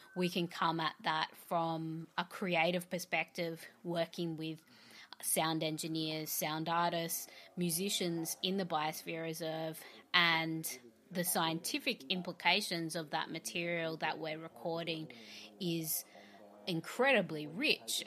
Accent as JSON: {"language": "English", "country": "Australia", "said": "I'm an Australian artist, curator, and composer"}